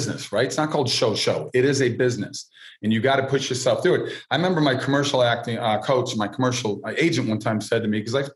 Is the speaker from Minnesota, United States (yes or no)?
yes; Minneapolis, Minnesota, United States; moved away as an adult; I grew up in Minneapolis